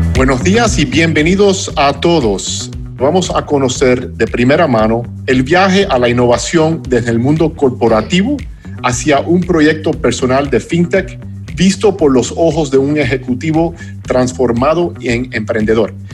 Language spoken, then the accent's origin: Spanish; United States; Spanish is a second language; Stuart y yo somos dos gringos y el español no es nuestro idioma nativo